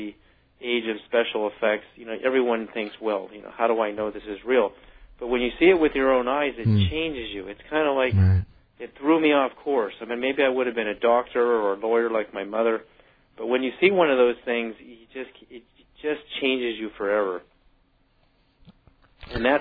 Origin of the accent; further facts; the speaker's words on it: Berkeley, California, United States; growing up in Berkeley, going, you know, to elementary school every day